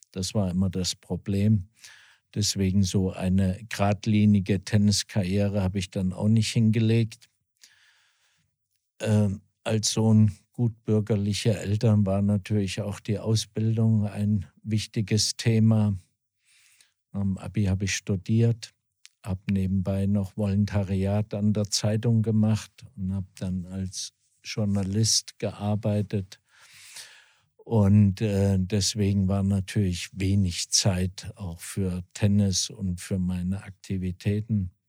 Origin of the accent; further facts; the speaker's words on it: Wetzlar, Hesse, Germany; moved away; also born or lived in Switzerland / Herborn; bin gebürtiger Wetzlarer, also mitten aus Hessen und bin da aufgewachsen, bin viele Jahre im Internat gewesen in der Schweiz